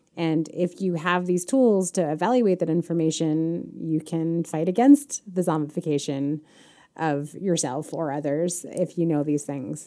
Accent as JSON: {"language": "English", "town": "Chicago", "region": "Illinois", "country": "United States", "said": "I am a Chicagoan"}